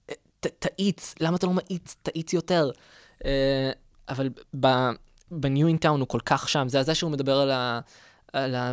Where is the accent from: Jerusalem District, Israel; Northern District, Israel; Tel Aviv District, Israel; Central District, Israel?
Central District, Israel; Rosh HaAyin; גדלתי בראש העין.